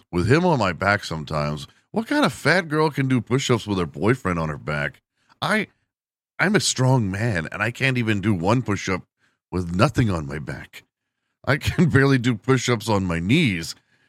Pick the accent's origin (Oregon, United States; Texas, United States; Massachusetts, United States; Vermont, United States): Texas, United States; my home state